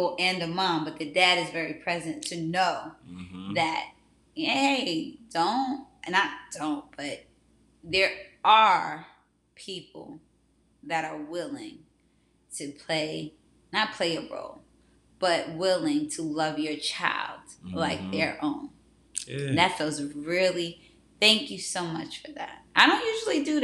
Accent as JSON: {"language": "English", "region": "New York", "country": "United States", "said": "I'm from New York"}